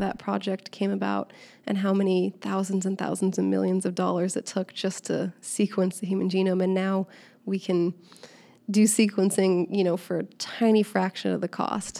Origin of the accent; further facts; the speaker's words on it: Seattle, Washington, United States; moved away as an adult; now in Southern California, United States; I'm originally from Seattle, so I'm a Seattle transplant now living in Southern California.